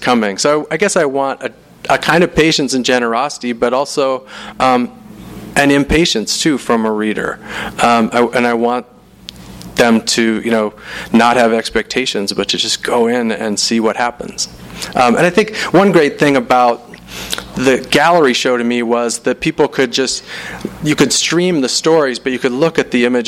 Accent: Salt Lake City, Utah, United States; I'm from Salt Lake City

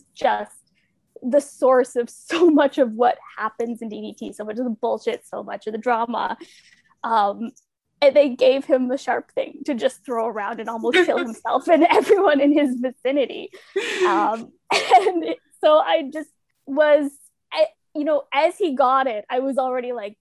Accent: Ontario, Canada; now in Toronto, Canada; I was born in Toronto, raised about 20 minutes outside of Niagara Falls, and then made my way back to Toronto

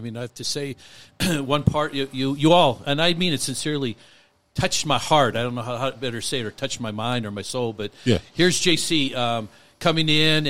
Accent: Butte, Montana, United States; now in Billings, United States; I'm from Butte.

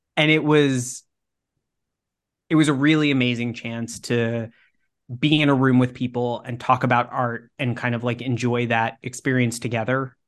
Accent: Texas, United States; moved away; I grew up in Texas

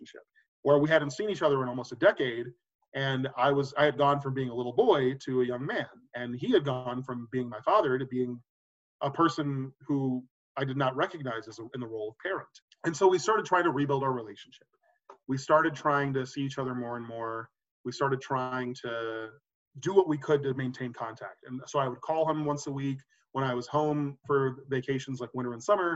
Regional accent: Austin, Texas, United States; moved away as an adult; also born or lived in Pennsylvania / New York; I was already growing up in Austin with my mom

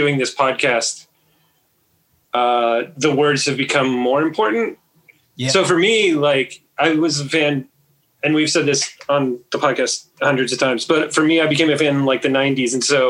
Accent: Midwest, United States; I'm also from the Midwest, so I think my L's get intrusive sometimes.

